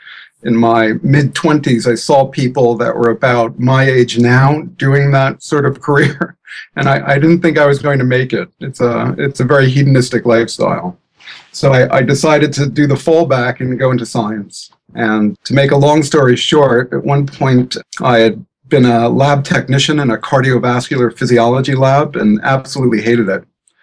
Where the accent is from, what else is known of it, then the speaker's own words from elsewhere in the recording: New Jersey, United States; now in San Diego, United States; I'm a refugee from New Jersey